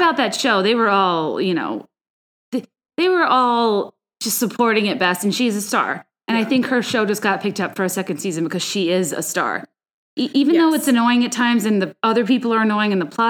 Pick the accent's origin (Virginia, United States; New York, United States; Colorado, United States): Virginia, United States; also born or lived in La Jolla, San Diego, California; I was born in La Jolla in San Diego. So we are like technically like California girls. My parents lived there for a long time. We moved when we were young to Virginia.